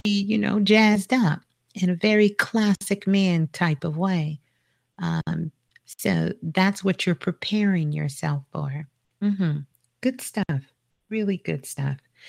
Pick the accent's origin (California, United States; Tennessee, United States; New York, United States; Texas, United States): New York, United States; New York City; I'm a Brooklyn girl. I was born in Brooklyn, so got a lot of Brooklyn love